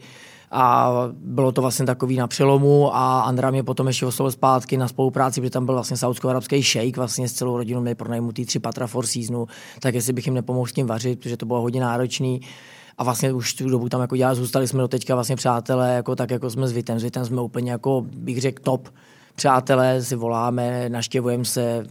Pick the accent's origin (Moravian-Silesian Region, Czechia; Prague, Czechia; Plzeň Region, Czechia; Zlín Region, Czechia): Prague, Czechia; já jsem jako hrdý, že jsem jako, uh, jako Čech a Pražák